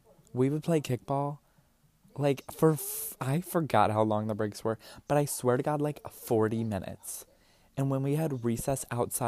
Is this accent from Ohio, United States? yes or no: yes; University Heights, Ohio, United States; moved away; We grew up in University Heights on Saybrook Road, 2487 Saybrook Road